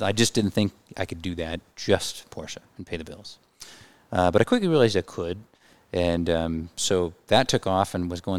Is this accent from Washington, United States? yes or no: yes; Kirkland, Washington, United States; also born or lived in Richland, Washington; I was born and raised here in Kirkland